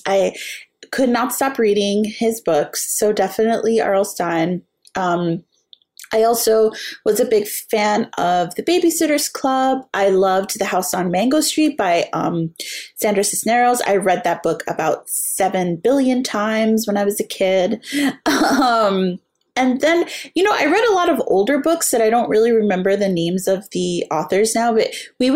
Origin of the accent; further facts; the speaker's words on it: New York City, New York, United States; I grew up in the South Bronx